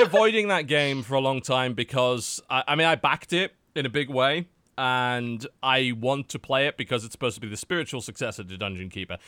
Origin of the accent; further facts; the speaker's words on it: United Kingdom; now in United States; as a British man